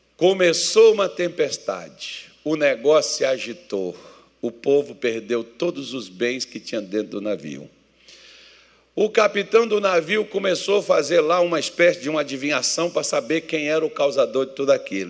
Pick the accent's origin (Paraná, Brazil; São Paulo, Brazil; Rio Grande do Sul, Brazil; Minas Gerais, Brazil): Minas Gerais, Brazil; eu sou mineiro